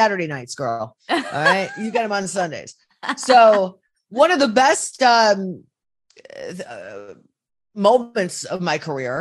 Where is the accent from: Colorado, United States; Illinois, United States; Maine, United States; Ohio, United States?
Ohio, United States; Cleveland; also born or lived in Minneapolis; my hometown, Cleveland, Ohio